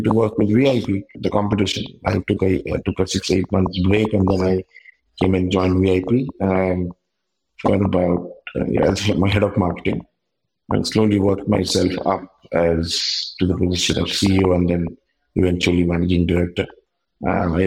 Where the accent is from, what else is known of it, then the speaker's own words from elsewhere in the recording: Kolkata, West Bengal, India; moved away as an adult; also born or lived in South India; I left my hometown Calcutta for the first time at the age of 24